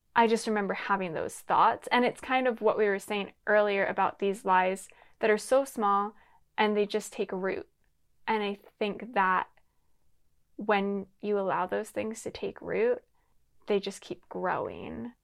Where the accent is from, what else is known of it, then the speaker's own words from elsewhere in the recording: Lancaster, Pennsylvania, United States; now in Los Angeles, United States; I'm originally from Pennsylvania, Lancaster, Pennsylvania.